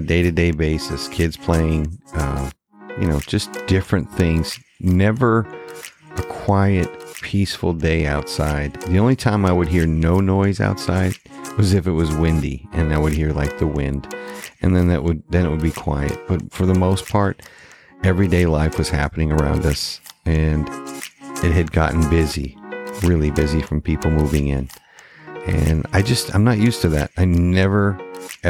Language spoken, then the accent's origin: English; Maine, United States; moved away as an adult; also born or lived in Georgetown, Texas; I relocated back to my home state of Maine.